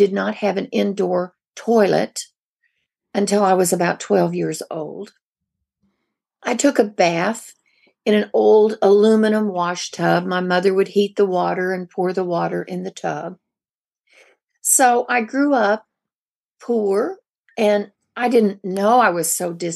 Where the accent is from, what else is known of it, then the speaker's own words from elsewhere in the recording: the Ozarks of Missouri, United States; moved away; I grew up in the Ozarks of Missouri